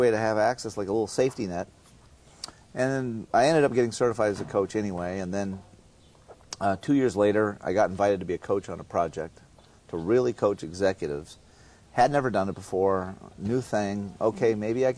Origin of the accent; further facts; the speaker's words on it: Southern California, United States; I grew up in a regular family in Southern California here